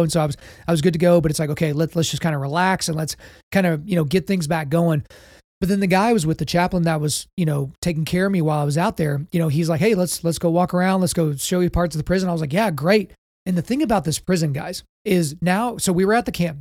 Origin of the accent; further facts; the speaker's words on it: Oklahoma, United States; I'm from Oklahoma, but I'm not about to be a Southern Baptist here